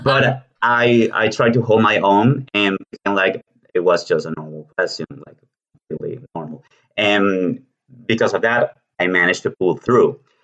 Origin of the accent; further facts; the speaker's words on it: Venezuela; English is a second language; moved away as an adult; now in Argentina; I come from Venezuela, but I've been living in Argentina for the last five years and a half